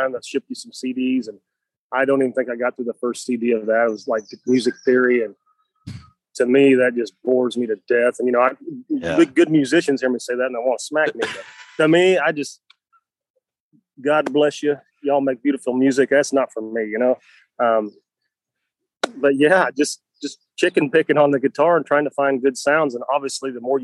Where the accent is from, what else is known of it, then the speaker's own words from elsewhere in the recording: Craig, Missouri, United States; Northwest Missouri, a little town called Craig, population of about 250.